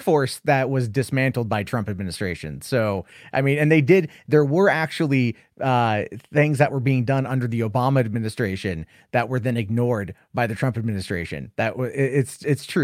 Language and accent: English; United States; I'm an American.